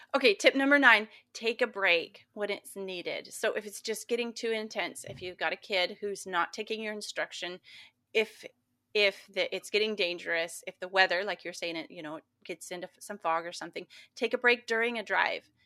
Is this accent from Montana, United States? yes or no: yes; Montana, United States; growing up in Montana